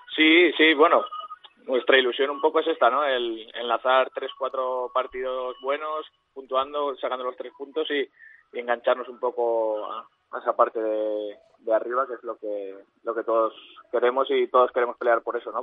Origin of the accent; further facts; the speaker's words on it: Aragon, Spain; now in Albacete, Spain; soy maño